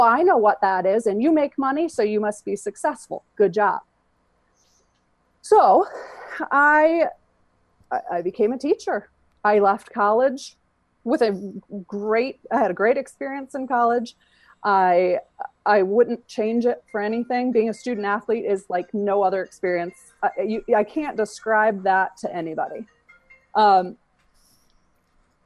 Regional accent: Michigan, United States; moved away as an adult; also born or lived in Georgia; I left Michigan

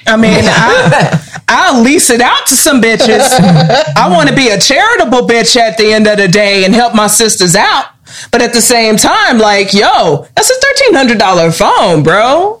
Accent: Maywood, United States; I was born and raised in Maywood.

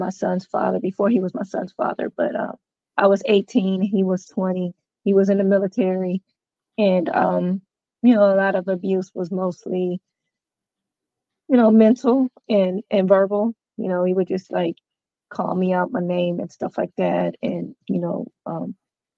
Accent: Clarksville, Tennessee, United States; I am from Clarksville, Tennessee.

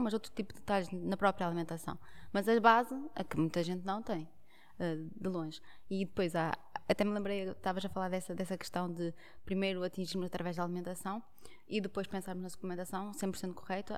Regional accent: Portugal; nós, enquanto portugueses, gostamos muito de pão

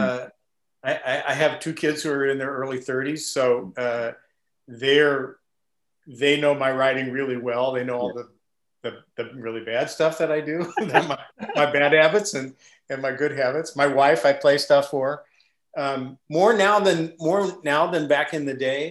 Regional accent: Midwest, United States; I grew up in the Midwest

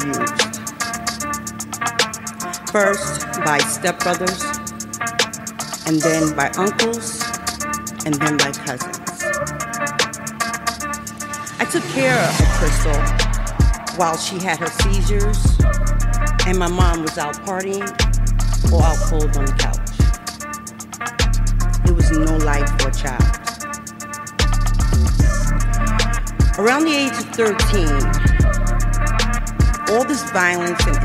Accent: New York City, New York, United States; I grew up in Brooklyn with a highly abusive alcoholic mother

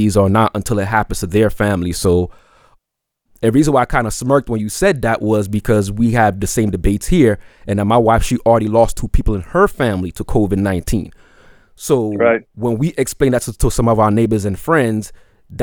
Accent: New York City, New York, United States; now in Atlanta, United States; I was born in Brooklyn, and my uncles still live up there

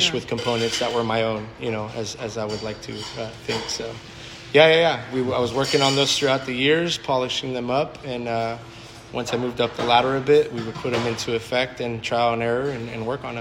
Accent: Southern California, United States; also born or lived in Napa Valley / La Jolla; I am from Southern California

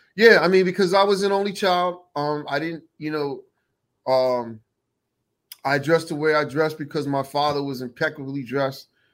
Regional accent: Ewing Township, New Jersey, United States; I'm from Jersey City.

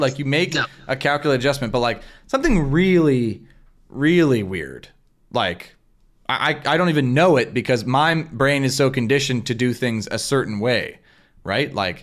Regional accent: Canada; we're in Canadian volleyball culture

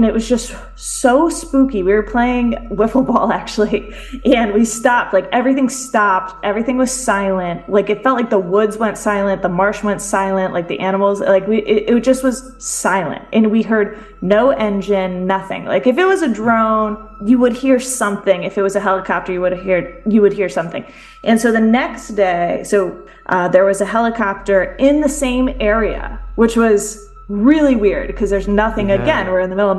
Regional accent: D.C., District of Columbia, United States; now in Connecticut, United States; I grew up near Washington, D.C.

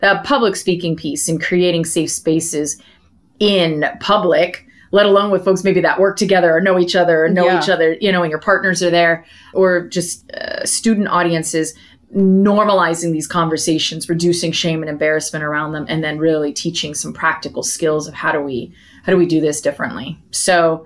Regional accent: suburbs of Philadelphia, Pennsylvania, United States; now in San Diego, United States; I'm from Pennsylvania, actually, suburbs of Philadelphia

